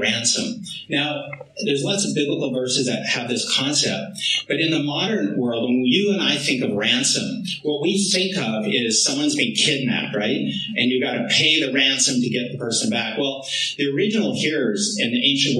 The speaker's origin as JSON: {"language": "English", "area": "Vancouver Island", "region": "British Columbia", "country": "Canada", "said": "I'm from Vancouver Island, you know, a French Métis boy"}